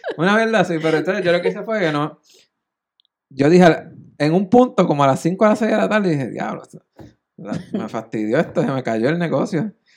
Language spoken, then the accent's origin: Spanish; Naguabo, Puerto Rico; yo soy de Naguabo, yo viví en Naguabo